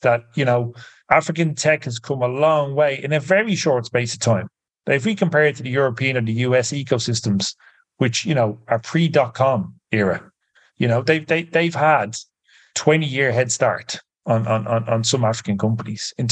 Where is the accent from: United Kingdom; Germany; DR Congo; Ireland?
Ireland; I'm Irish